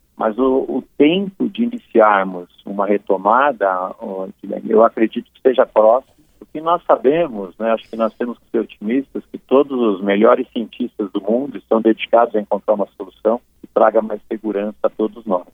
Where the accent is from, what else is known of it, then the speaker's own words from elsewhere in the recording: Santo André, São Paulo, Brazil; moved away as an adult; also born or lived in Mexico / United States / England; now in Belo Horizonte, Brazil; eu sou paulista, né? Sou natural de Santo André, ABC paulista.